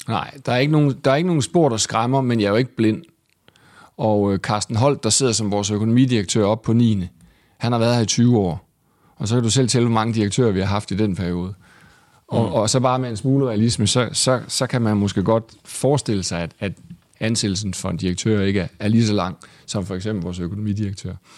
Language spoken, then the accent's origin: Danish; Vejle, Southern Denmark, Denmark; moved away as an adult; also born or lived in Aarhus; now in Copenhagen, Denmark; jeg var fra Vejle